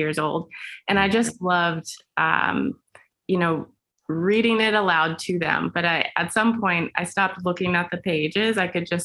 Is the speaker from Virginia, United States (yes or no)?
yes; Herndon, Virginia, United States; moved away as an adult; also born or lived in New York; now in Los Angeles, United States; I'm from Herndon, Virginia. Which is just outside of Washington, D.C.